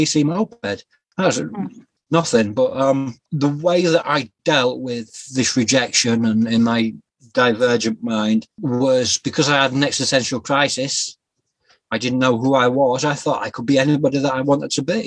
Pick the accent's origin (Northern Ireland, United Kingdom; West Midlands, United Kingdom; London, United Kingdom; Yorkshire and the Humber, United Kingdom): Yorkshire and the Humber, United Kingdom; also born or lived in Scotland; I was born in Scotland in 1977, raised in a place called Yorkshire, a county called Yorkshire in England, and I grew up through the 80s and 90s